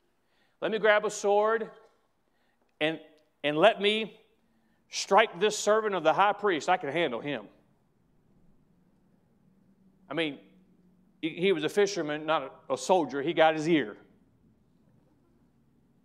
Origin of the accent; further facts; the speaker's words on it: United States; as an American